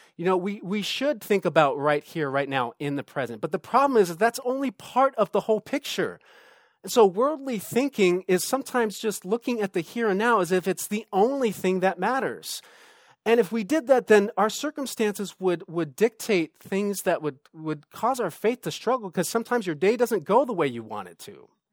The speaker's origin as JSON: {"language": "English", "region": "Southern California", "country": "United States", "moved": "as an adult", "lives_now": "Sonoma County, United States", "said": "we moved up here a few years ago to do ministry, and we're originally from Southern California"}